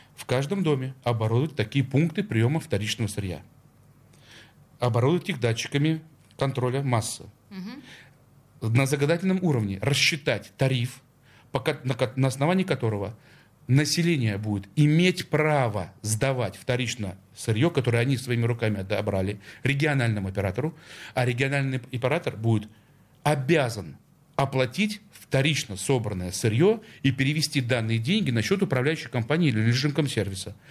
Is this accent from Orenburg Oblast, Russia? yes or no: no; Saint Petersburg, Russia; Я как петербуржец